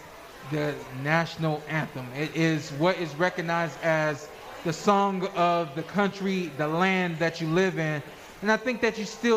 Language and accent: English; United States; I am an American. I think that I'm proud of where I live and where I'm from